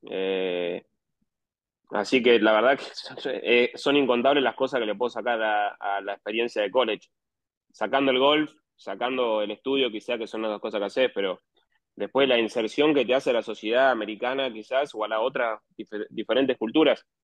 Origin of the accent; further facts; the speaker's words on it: Argentina; Bueno, yo soy de La Barría, eh, de la misma ciudad de Alan Wagner, que es otro argentino también que juega.